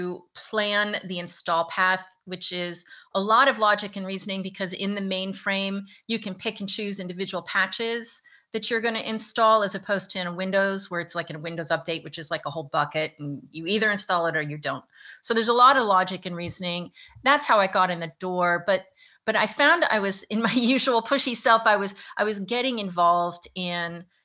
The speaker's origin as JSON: {"language": "English", "region": "Virginia", "country": "United States", "moved": "as an adult", "lives_now": "New York, United States", "said": "I'm from Virginia. I had no intention of moving to New York"}